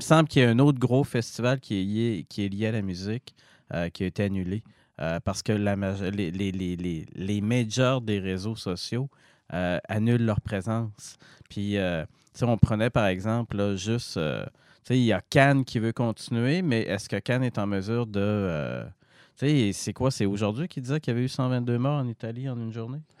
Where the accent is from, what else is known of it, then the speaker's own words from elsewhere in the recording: Jonquière, Quebec, Canada; je suis de Jonquière.